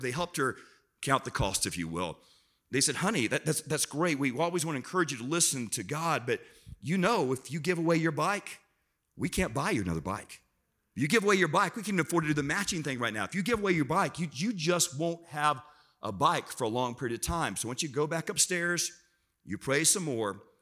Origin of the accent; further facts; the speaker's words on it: South Florida, United States; I'm from South Florida